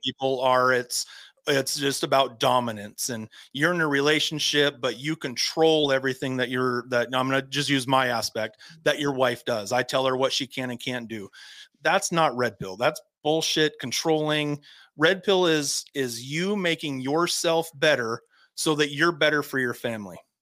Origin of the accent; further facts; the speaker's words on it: Havre, Montana, United States; moved away; I'm from Havre, Montana. If anybody knows where Havre, Montana is, it's 30 minutes from the Canadian border, about in the middle of the state. And when okay. I was growing up, we lived outside of Havre, Montana.